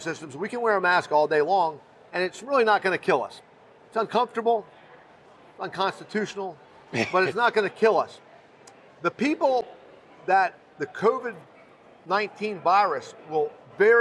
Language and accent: English; Fort Myers, Florida, United States; I grew up poor. I grew up in East Fort Myers.